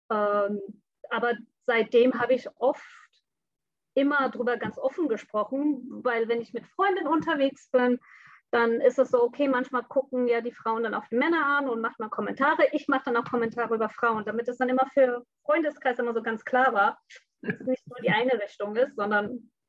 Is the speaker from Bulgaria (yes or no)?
no; Bangladesh; moved away as an adult; also born or lived in Hamburg, Germany; now in Germany; bin gebürtige Hamburgerin, bin aber mit fünfte Lebensalter nach Bangladesch zurückgeflogen, woher meine Eltern kommen. Und da bin ich aufgewachsen, bin dann mit 19 wieder zurück nach Deutschland gekommen.